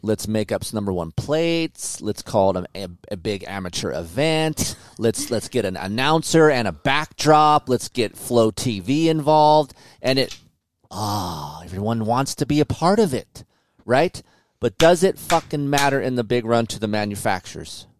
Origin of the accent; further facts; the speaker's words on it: California, United States; we're from California